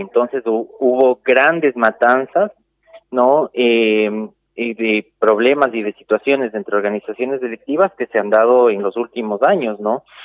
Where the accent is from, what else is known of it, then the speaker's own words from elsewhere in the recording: Ecuador; now in Salta, Argentina; nosotros y nosotras como ecuatorianos